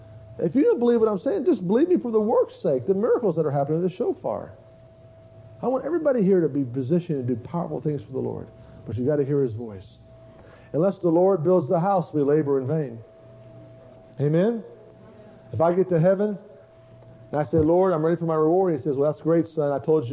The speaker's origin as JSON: {"language": "English", "town": "Tulsa", "region": "Oklahoma", "country": "United States", "said": "I'm from Tulsa. There's a bunch of big white elephants there."}